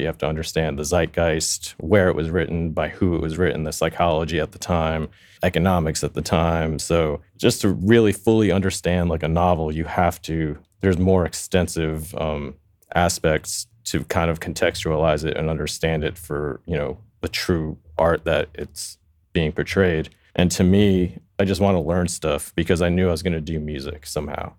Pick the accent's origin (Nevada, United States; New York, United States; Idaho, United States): New York, United States; New York City; now in Los Angeles, United States; I grew up in Queens. which is, you know, I, I grew up in a town called Flushing